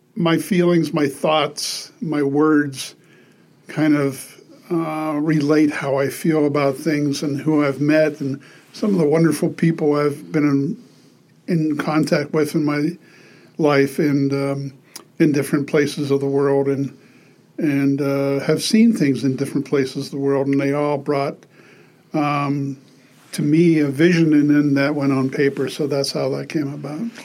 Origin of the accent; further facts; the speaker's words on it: Pittsburgh, Pennsylvania, United States; I grew up in Pittsburgh, Pennsylvania.